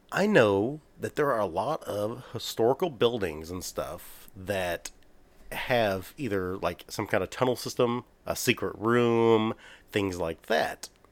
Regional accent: Texas, United States; we're from Texas

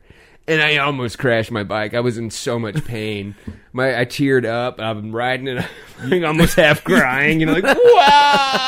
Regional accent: hometown of Oskar Blues brewery, Colorado, United States; now in North Carolina, United States; this is a brewery out of my hometown, Oscar Blues.

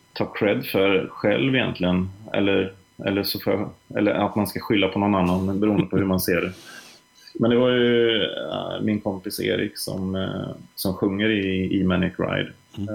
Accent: Trollhättan, Västra Götaland, Sweden; jag kom ju från Trollhättan som ligger nära Vänersborg

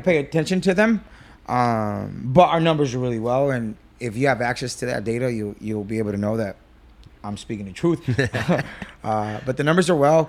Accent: Whittier, California, United States; I grew up in Whittier, um, you know, Section eight. single mom

